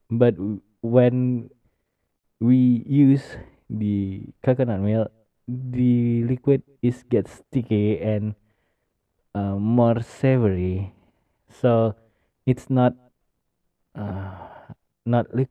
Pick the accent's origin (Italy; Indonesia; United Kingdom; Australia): Indonesia; Medan, North Sumatra; Medan is my hometown Medan is my hometown city